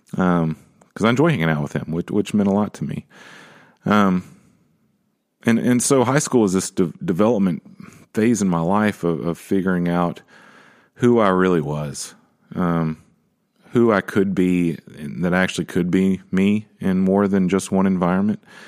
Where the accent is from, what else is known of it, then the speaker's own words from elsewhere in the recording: Nashville, Tennessee, United States; growing up in Nashville